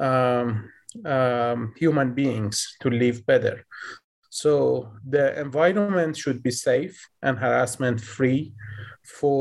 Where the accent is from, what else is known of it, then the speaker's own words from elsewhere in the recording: Tehran, Tehran Province, Iran; moved away as an adult; now in United States; I was born in Tehran, the capital city of Iran. So we were basically growing up in a weird situation at those days. I kind of vividly remember the fear that we basically felt as a child growing up in Iran